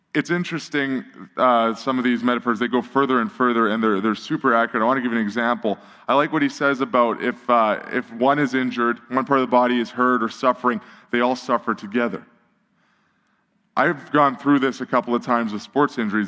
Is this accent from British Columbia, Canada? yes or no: no; Edmonton, Alberta, Canada; I grew up in Millwoods, which was honestly designed by a crazy person with a spirograph